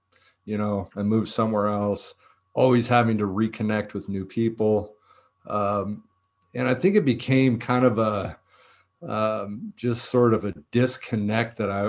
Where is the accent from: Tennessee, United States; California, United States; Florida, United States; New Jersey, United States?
California, United States; Danville; I was born down here in Southern California, and we moved a lot. And I think this was a big factor in my story. We moved to Northern California.